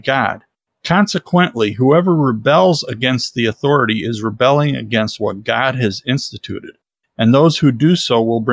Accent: United States; I'm proud to be an American

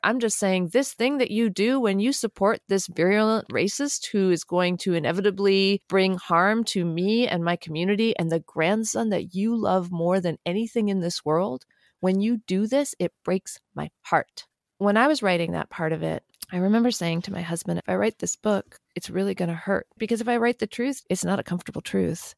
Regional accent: Albuquerque, New Mexico, United States; I grew up in New Mexico

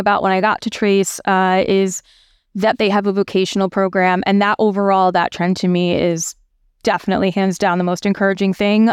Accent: United States; I'm from the States

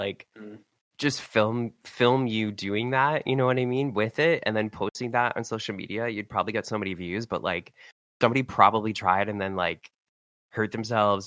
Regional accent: Canada; I'm from Canada.

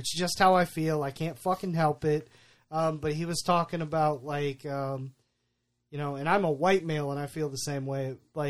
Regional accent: United States; I love being American

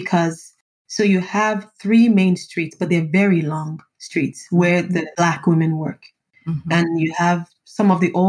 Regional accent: Nigeria; I'm Nigerian

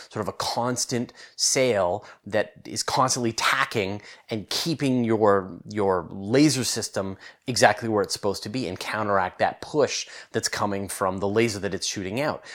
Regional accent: Canada; I'm Canadian, uh, but I live on the west coast of Canada

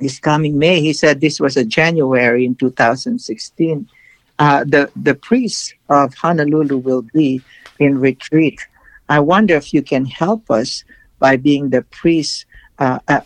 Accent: Philippines; now in United States; the Philippines, my home country

